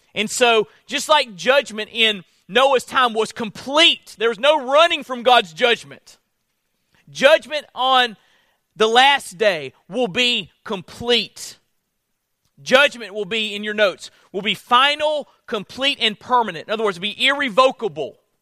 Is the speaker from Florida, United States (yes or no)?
yes; Florida, United States; moved away; I'm from Florida